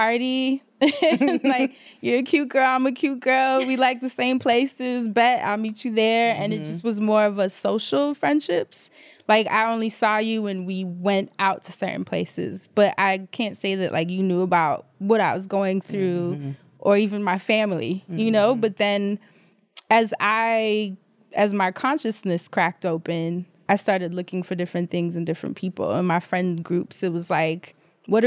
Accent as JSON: {"language": "English", "town": "New York City", "region": "New York", "country": "United States", "tie": "born or raised there", "also_born_or_lived": "Caribbean", "moved": "as an adult", "lives_now": "Brooklyn, United States", "said": "I moved from Harlem, which I've grew up in, lived my whole life, and moved to Brooklyn"}